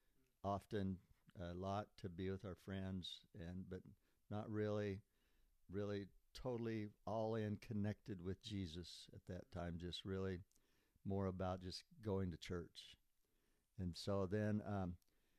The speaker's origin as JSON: {"language": "English", "town": "Montezuma", "region": "Kansas", "country": "United States", "moved": "as an adult", "lives_now": "Lebanon, United States", "said": "I came from Montezuma, Kansas, to Lebanon, Oregon, to serve 2 years in the Lebanon hospital here, volunteer"}